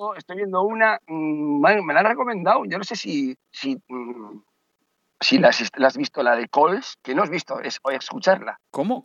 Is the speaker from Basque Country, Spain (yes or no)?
yes; Basque Country, Spain; also born or lived in A Coruña / Santiago de Compostela / Carnota; now in Marbella, Spain; soy vasco